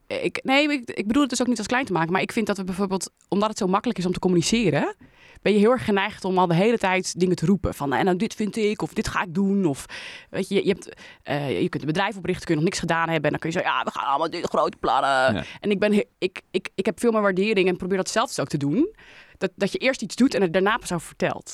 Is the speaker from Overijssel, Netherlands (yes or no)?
no; Leiden, South Holland, Netherlands; in Leiden woon ik, mijn leven al